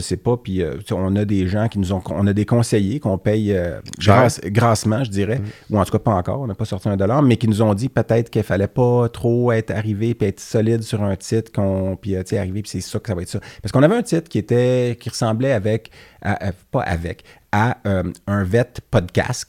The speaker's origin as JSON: {"language": "French", "town": "Laval", "region": "Quebec", "country": "Canada", "tie": "born or raised there", "said": "je suis né à Laval, j'ai grandi à Laval"}